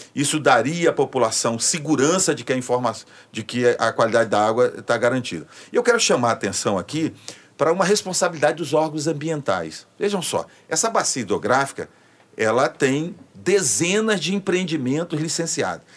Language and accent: Portuguese; Northeast Region, Brazil; now in Rio de Janeiro, Brazil; eu, como nordestino